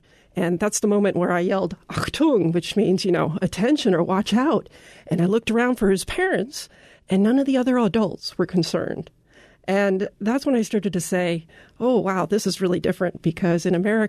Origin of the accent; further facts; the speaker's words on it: Oregon, United States; moved away as an adult; also born or lived in Germany; We moved to Germany from Oregon, basically because my husband's a scientist and he got a great offer for a short-term position there that actually turned out to be quite longer.